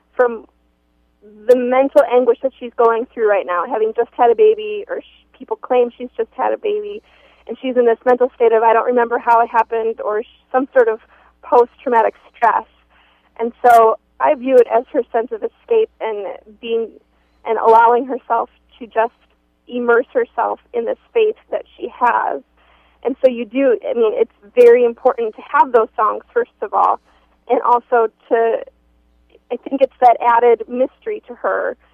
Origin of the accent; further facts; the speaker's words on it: Minneapolis–Saint Paul, Minnesota, United States; we grew up in the Twin Cities